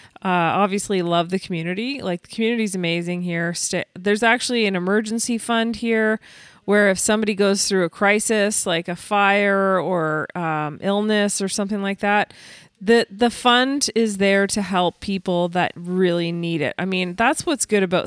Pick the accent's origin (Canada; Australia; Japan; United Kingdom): Canada; Ottawa, Ontario; moved away as an adult; also born or lived in Toronto / Vancouver / New York; I grew up in Ottawa, lived in Toronto, Vancouver, New York